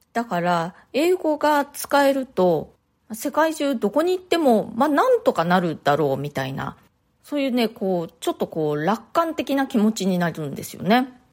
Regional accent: Japan; first language Japanese; moved away as an adult; now in New York, United States; 日本で生まれ育って、で日本で大学も卒業して、で、その後ね、もうだいぶ大人になってからニューヨークに移住してきました

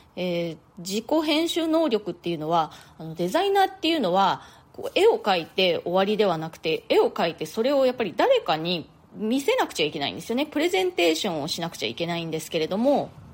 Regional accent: Japan; moved away as an adult; now in New York, United States; 私は日本で生まれ育ったんですけれども大人になってからの生活のほとんどをもうアメリカ、まあ、ニューヨークで過ごしているんですね

